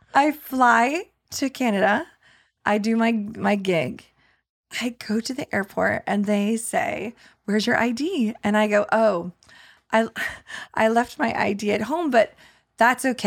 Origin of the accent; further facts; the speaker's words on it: New York, United States; moved away; also born or lived in Texas; I'm from New York. I was just living in Texas